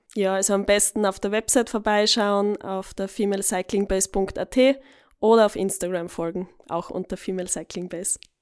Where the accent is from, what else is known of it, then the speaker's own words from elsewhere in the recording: Eastern Styria, Austria; now in Vienna, Austria; bei uns in der Oststeiermark